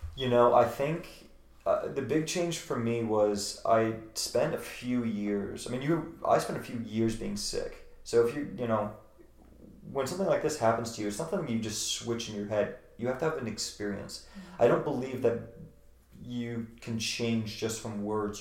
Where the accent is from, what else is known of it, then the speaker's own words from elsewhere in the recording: Virginia, United States; moved away as an adult; now in Los Angeles, United States; I'm from the sticks I'm from Virginia and and, and um, you know in the woods where people don't really have much